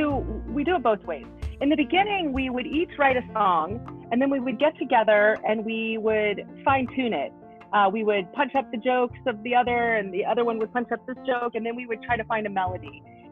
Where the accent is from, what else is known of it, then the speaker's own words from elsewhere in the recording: the South, United States; now in Los Angeles, United States; because we're raising children in LA and we're both from the South and it's incredibly different.